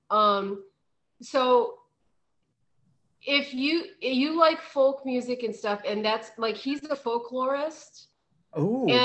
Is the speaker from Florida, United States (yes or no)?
no; West Virginia, United States; I'm from West Virginia, he's in Pennsylvania. And you know, that was part of both of our kind of heritage.